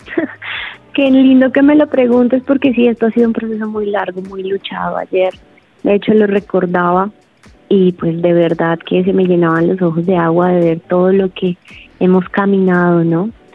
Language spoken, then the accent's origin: Spanish; Colombia; como colombiana